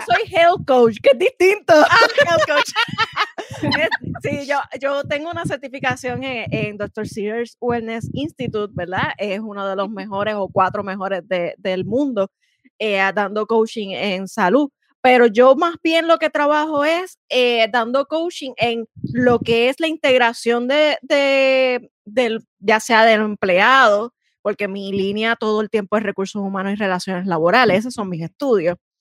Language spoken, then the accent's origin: Spanish; San Juan, Puerto Rico; yo soy Juanera, soy Juanera, la capital de Puerto Rico